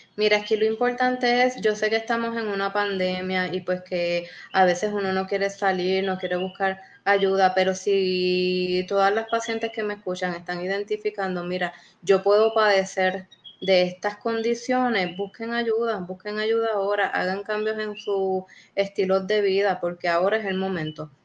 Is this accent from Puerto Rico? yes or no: yes; Puerto Rico; somos puertorriqueños